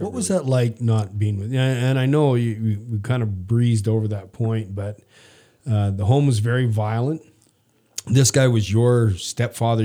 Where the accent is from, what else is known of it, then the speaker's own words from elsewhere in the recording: Prince Albert, Saskatchewan, Canada; now in United States; I grew up in the early '60s, and we lived in uh, all over rural Saskatchewan, and then ended up in a place called Prince Albert for a long time.